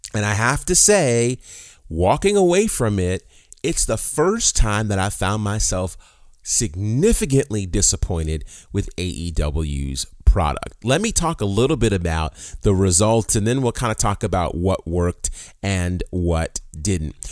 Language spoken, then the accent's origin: English; New York, United States; moved away; growing up in New York